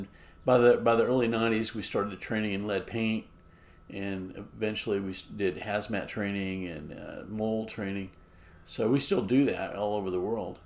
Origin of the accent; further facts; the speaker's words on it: Edwards County, Kansas, United States; also born or lived in Reno County, Kansas; now in Lawrence, United States; I was born in Edwards County, and that's where my dad's family pioneered